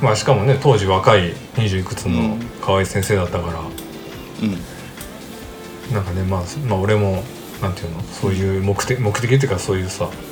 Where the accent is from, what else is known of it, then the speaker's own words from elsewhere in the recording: Mie, Japan; moved away; 地元の三重に帰ってたのね